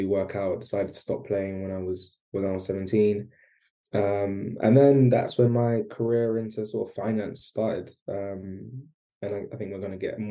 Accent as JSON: {"language": "English", "region": "London", "country": "United Kingdom", "tie": "born or raised there", "said": "I grew up in East London"}